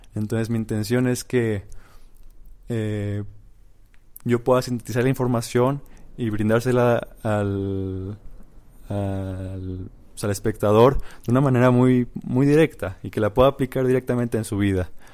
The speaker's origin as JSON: {"language": "Spanish", "country": "Mexico", "said": "soy eh, un mexicano de 25 años"}